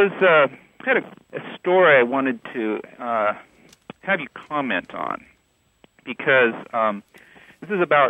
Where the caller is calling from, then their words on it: Dallas, Texas, United States; I'm calling from Dallas, Texas.